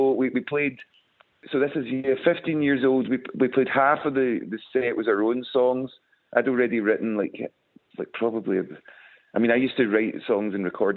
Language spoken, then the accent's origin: English; West Coast of Scotland, United Kingdom; we're from the West Coast of Scotland.